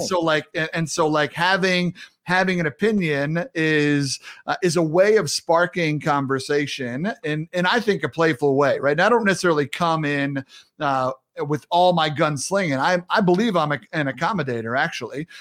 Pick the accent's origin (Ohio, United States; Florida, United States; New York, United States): New York, United States; New York City; I'm a New Yorker